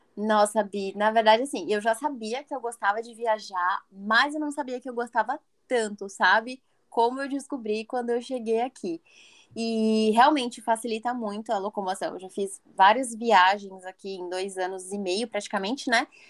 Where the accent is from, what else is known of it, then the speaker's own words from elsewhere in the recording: São José dos Campos, São Paulo, Brazil; moved away as an adult; now in Pennsylvania, United States; E no Brasil eu sou do interior de São Paulo, moro na cidade de São José dos Campos.